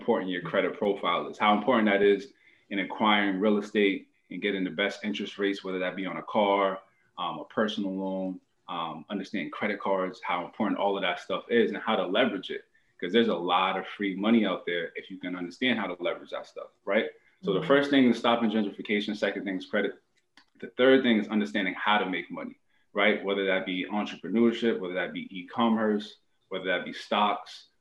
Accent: Boston, Massachusetts, United States; originally born and raised in Boston, Dorchester area

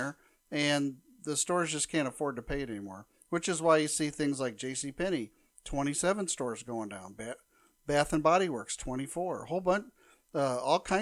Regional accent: Nebraska, United States; growing up in Nebraska

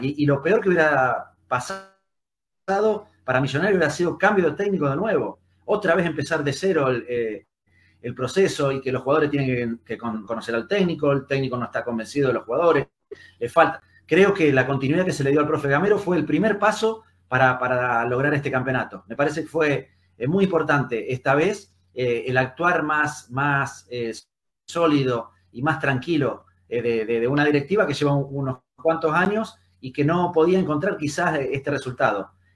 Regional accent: San José de la Esquina, Santa Fe, Argentina; moved away; also born or lived in Buenos Aires / Rosario; mi pueblo, en el lugar de donde nací, donde vive mi familia, que se llama San José de la Esquina

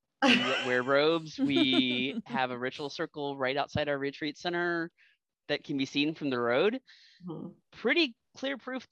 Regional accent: South Carolina, United States; moved away; also born or lived in Massachusetts / Southern Missouri; I grew up in South Carolina. So we had the Appalachians, we had the Seacoast, we had all the other traditions that are basically a melting pot in South Carolina.

